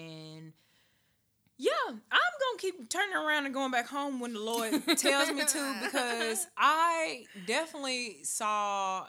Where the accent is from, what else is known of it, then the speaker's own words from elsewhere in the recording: Nashville, Tennessee, United States; I'm from here.